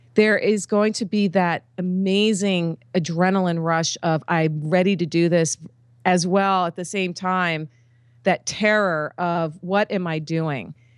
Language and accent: English; East Coast of the United States, United States; I grew up on the East Coast of the United States